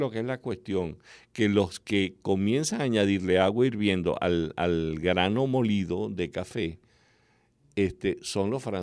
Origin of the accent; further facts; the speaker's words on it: Calabozo, Guárico, Venezuela; No, tú sabes que allá en, en mi pueblo, en Calabozo, y es la manera como yo he disfrutado, he disfrutado otras formas de tomar el café